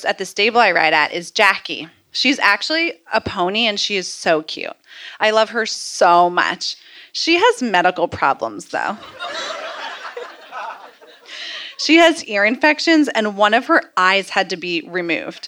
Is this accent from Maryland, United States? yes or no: yes; Bethesda, Maryland, United States; also born or lived in Baltimore; I live here in Baltimore, but I grew up in Bethesda.